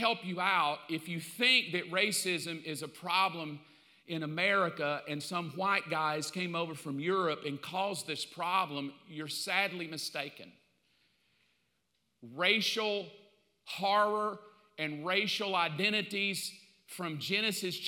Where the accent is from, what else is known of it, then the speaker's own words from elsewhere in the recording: the South, United States; I grew up in the South. I know. I mean, I grew up in the 60s and 70s in the South.